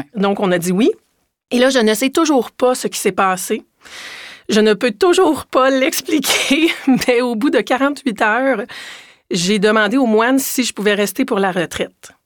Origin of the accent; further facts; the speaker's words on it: Quebec, Canada; moved away as an adult; quand je suis revenue au Québec en 2015, je suis revenue au Québec comme directrice